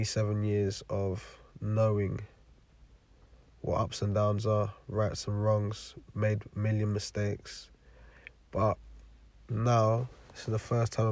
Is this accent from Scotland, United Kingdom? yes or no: no; London, United Kingdom; also born or lived in Forest Gate / Stratford / Milton Keynes; now in Bedfordshire, United Kingdom; I live in Bedfordshire, and I grew up in East London.